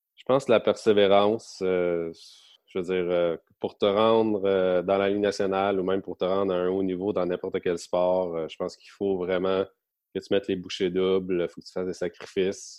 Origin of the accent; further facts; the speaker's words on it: Gatineau, Quebec, Canada; moved away as an adult; also born or lived in Halifax; now in Drummondville, Canada; j'ai grandi à, à à Gatineau maintenant, donc euh, j'ai fait mon hockey mineur dans ce coin-là